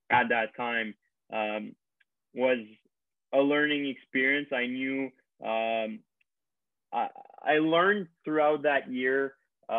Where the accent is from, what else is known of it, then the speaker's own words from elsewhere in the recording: Quebec, Canada; also born or lived in Toronto, Ontario; I was born in Toronto when my dad played there, but I've always lived in Quebec